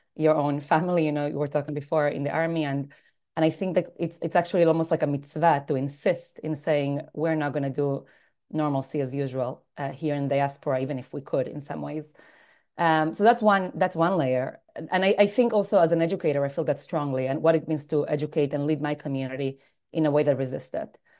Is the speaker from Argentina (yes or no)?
yes; Argentina; also born or lived in United States; now in New York, United States; I was born in Argentina, uh, to a rabbinic family, so I grew up in a home that was always very involved in the Jewish community. Grew up in, in South America, moved to the States